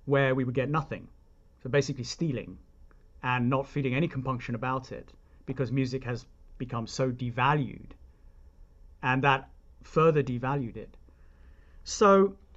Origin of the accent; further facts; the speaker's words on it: United Kingdom; now in United States; I'm British, and therefore I grew up believing that it's not a bad thing